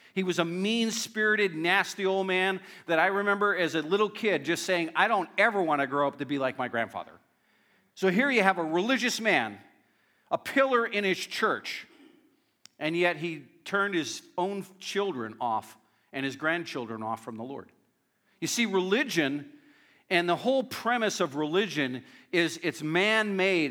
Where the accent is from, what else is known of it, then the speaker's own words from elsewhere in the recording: Northeast Pennsylvania, United States; I grew up in a very strong uh, Northeast Pennsylvania